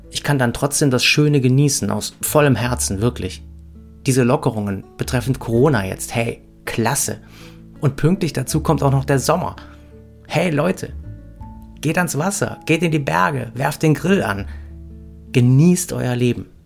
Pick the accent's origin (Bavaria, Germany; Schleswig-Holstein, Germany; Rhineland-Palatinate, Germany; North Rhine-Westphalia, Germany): Rhineland-Palatinate, Germany; Ahrweiler; Heimat ist vielleicht der Ort, wo ich herkomme. Ahrweiler, die Kleinstadt im Ahrtal. Aber nicht nur die. Zur Heimat gehört für mich auch Bonn und Köln. Ich bin Rheinländer.